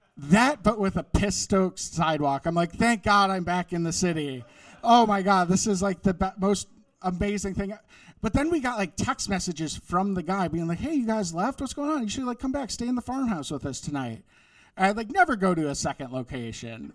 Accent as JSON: {"language": "English", "region": "Wisconsin", "country": "United States", "tie": "born or raised there", "moved": "yes", "said": "I grew up in Wisconsin"}